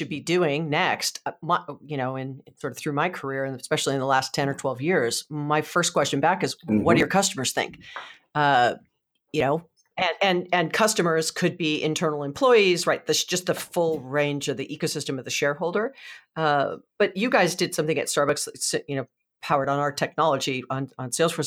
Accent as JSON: {"language": "English", "region": "Hawaii", "country": "United States", "tie": "born or raised there", "said": "I was born and raised in Hawaii, and we're the largest consumers of spam"}